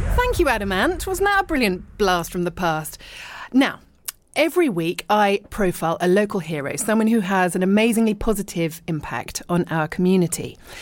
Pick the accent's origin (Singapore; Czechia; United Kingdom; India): United Kingdom; Richmond, London; moved away as an adult; also born or lived in East Sheen; I was born in Richmond, and I lived and worked in London, but then lived abroad for ages